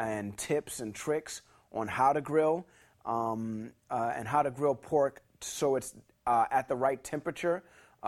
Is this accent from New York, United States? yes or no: yes; New York City, New York, United States; now in Los Angeles, United States; I grew up in New York City, and I grew up in a high-rise apartment